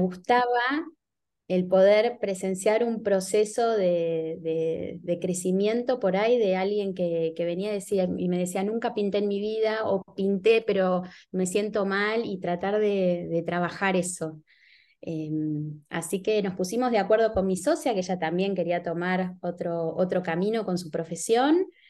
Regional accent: Buenos Aires, Argentina; Yo me crié en San Telmo, que es un barrio muy bohemio, sobre todo hace 30 años en Buenos Aires

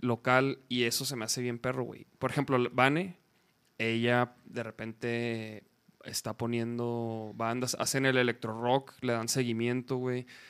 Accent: Chihuahua, Mexico; moved away as an adult; now in Mexico City, Mexico; yo soy de Chihuahua, güey. A mí me tocó. Yo llegué como en el, 2007

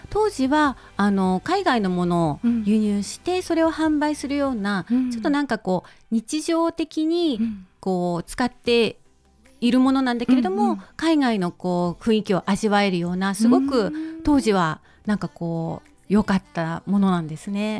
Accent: Sendai, Miyagi, Japan; moved away; 地元の仙台の友達と会ったんですね

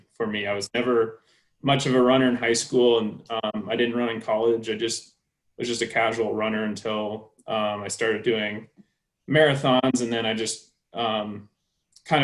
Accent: Iowa, United States; When I was a kid, I grew up in Iowa, where it's like flat and cornfields and there's no mountains.

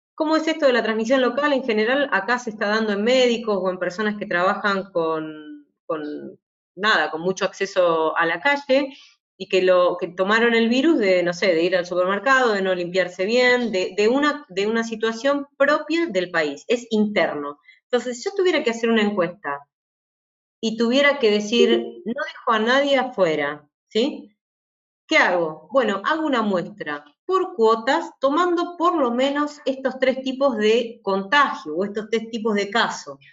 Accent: Argentina; yo soy de Argentina

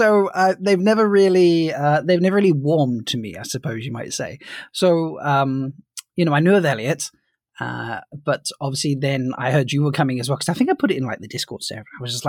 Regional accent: United Kingdom

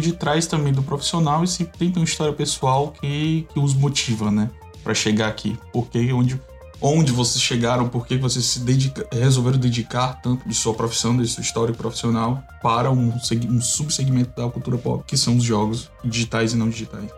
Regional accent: Brazil; pra gente como como brasileiro, pra nós como povo brasileiro

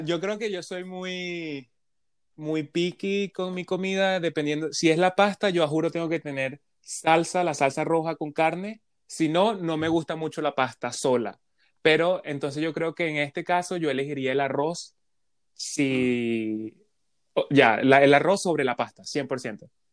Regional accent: Venezuela; now in Canada

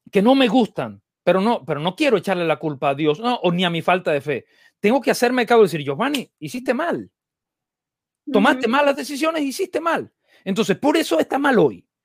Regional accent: Dominican Republic; porque yo soy dominicano, ¿eh?

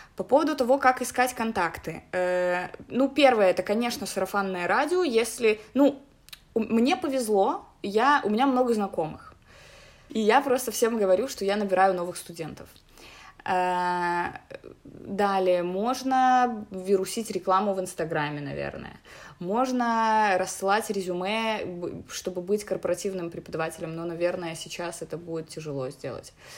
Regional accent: Minsk, Belarus; мне 27 лет, я из Минска

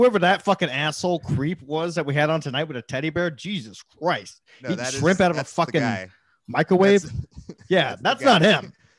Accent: Texas, United States; moved away; also born or lived in Connecticut; Growing up in Texas, I never wore a pair of boots. I didn't wear my first pair of boots until I moved to Connecticut.

